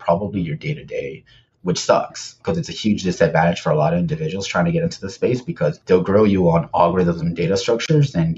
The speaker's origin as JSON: {"language": "English", "town": "Bell", "region": "California", "country": "United States", "tie": "born or raised there", "also_born_or_lived": "Washington, D.C.", "moved": "as an adult", "said": "originally born and raised in Los Angeles, in pretty much in like the southeast area of LA is where I lived, in a city called Bell."}